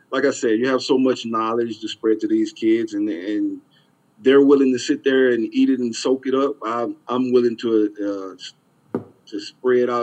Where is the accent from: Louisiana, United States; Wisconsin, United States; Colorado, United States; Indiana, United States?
Louisiana, United States; now in South Florida, United States; I grew up in Louisiana